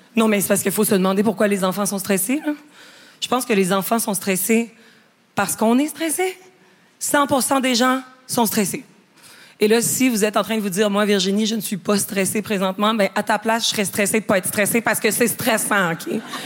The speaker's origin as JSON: {"language": "French", "region": "Quebec", "country": "Canada", "said": "je suis québécoise"}